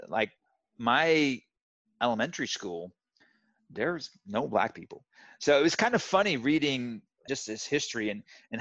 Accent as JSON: {"language": "English", "town": "Zwijndrecht", "region": "South Holland", "country": "Netherlands", "tie": "born or raised there", "moved": "yes", "said": "I grew up in the Netherlands in a very small town. I'll pronounce it Zwijndrecht."}